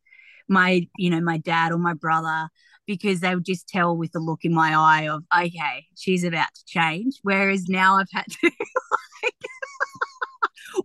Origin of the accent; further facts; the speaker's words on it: Tamworth, New South Wales, Australia; I'm really proud of my community and where I've grown up